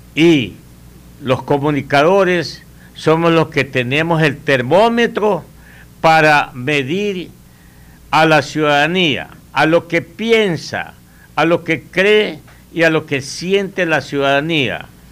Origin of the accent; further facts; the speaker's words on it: Ecuador; Nosotros somos parte del Ecuador